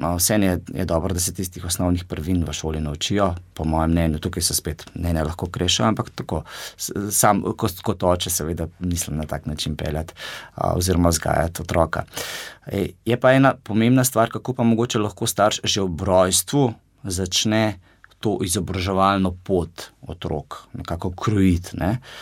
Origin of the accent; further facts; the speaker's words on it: Gorenjska, Upper Carniola, Slovenia; Sam sem iz Gorenske